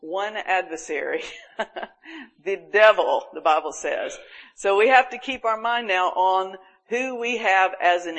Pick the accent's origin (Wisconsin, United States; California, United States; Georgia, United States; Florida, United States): Florida, United States; Panama City Beach; we've always had hurricane problems in my hometown, Panama City Beach.